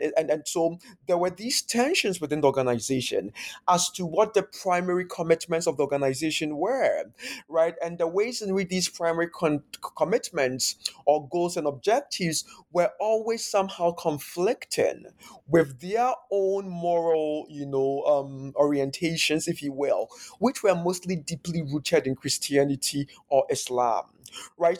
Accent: Ghana; first language Akan; English is a second language; moved away as an adult; now in United States; growing up in Ghana

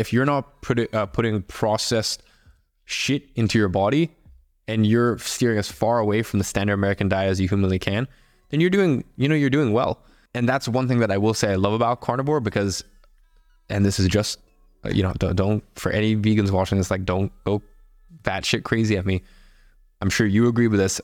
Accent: Russia; I'm from Russia

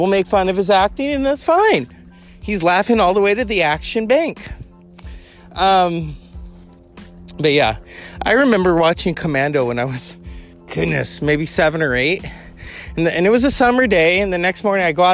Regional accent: California, United States; I am a Californian. I was born and raised here

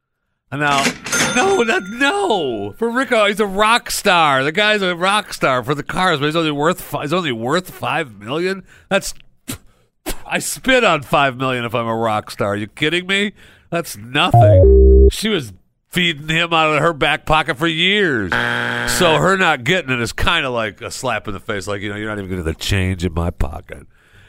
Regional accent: Michigan, United States; because I grew up in Michigan, and you know the farmers all sold their fruits and vegetables and stuff.

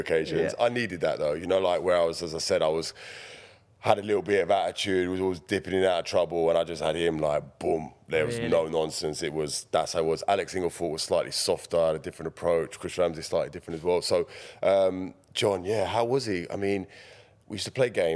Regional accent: Feltham, London, United Kingdom; also born or lived in Hounslow; I grew up in Feltham down the road. I went to school in Hounslow.

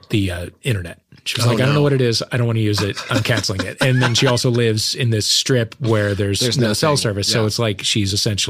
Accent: Kirkwood, Missouri, United States; I'm from St. Louis.

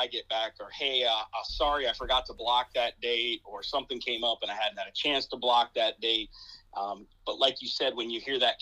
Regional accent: Wooster, Ohio, United States; moved away as an adult; also born or lived in Toledo, Ohio; now in Perrysburg, United States; I grew up down in Northeast Ohio, kind of in the Worcester area

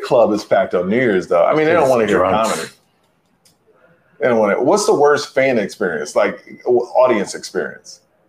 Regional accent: Houston, Texas, United States; I'm from Houston.

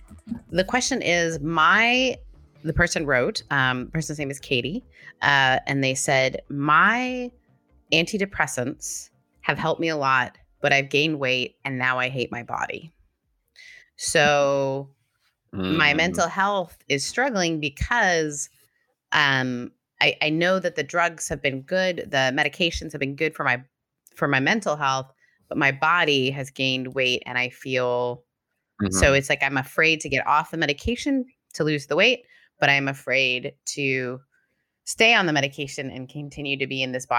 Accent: Canada; I'm Canadian. It's hard to tell if we're being serious or we're joking.

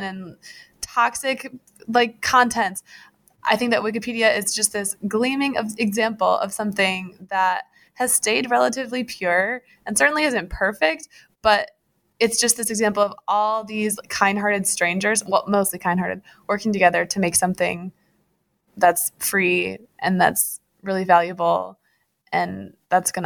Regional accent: Grand Rapids, Michigan, United States; I grew up in Grand Rapids, Michigan

